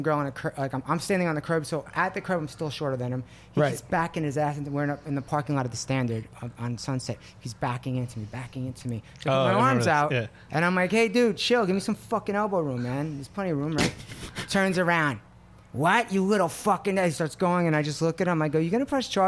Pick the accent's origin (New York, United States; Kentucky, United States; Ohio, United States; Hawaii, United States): New York, United States; I grew up in New York and we would get in cars and go to the other neighborhoods